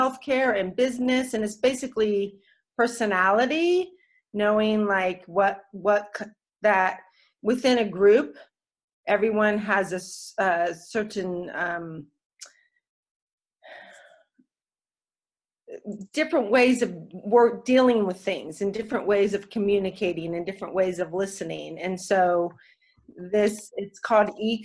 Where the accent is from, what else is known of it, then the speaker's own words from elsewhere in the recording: Berkeley, California, United States; moved away; I grew up in Berkeley